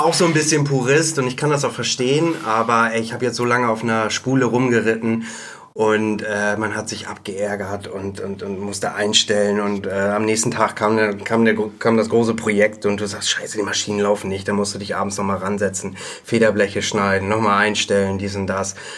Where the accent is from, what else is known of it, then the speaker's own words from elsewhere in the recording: Bad Segeberg, Schleswig-Holstein, Germany; now in Hamburg, Germany; in Bad Segeberg damals noch, das Ach. ist meine Heimatstadt